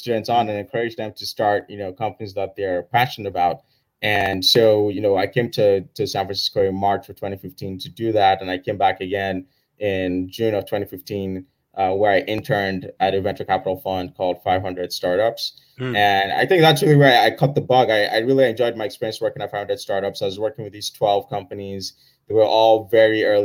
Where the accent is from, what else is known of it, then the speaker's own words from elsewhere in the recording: Nigeria; now in Oakland, United States; I grew up in Nigeria